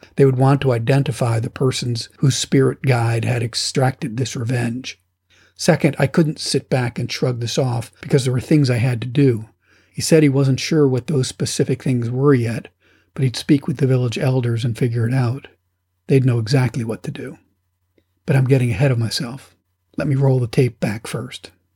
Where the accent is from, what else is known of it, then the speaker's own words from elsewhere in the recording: United States; I'm an American